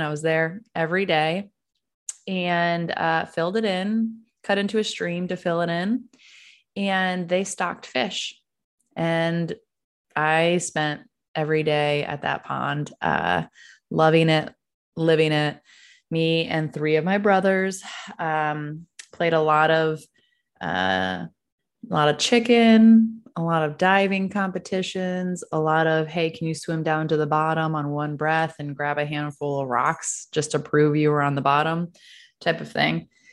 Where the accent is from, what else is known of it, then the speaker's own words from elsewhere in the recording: Ithaca, New York, United States; now in Texas, United States; I don't have an accent because I grew up in Ithaca, New York